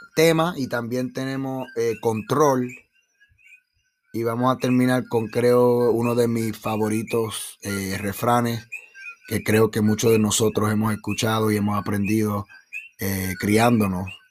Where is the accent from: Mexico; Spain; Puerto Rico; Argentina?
Puerto Rico; somos los puertorriqueños